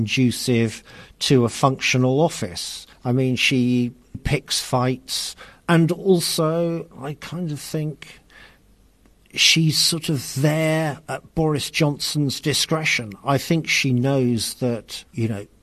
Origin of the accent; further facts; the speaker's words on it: London, United Kingdom; I'm from South London